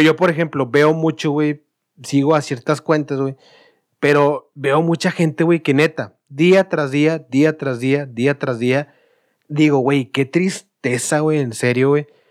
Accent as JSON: {"language": "Spanish", "town": "Monterrey", "region": "Nuevo León", "country": "Mexico", "said": "nosotros como regios"}